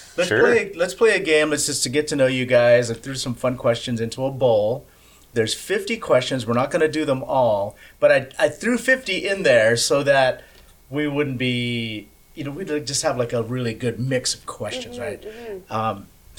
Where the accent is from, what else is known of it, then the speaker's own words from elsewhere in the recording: Philippines; I'm Filipino.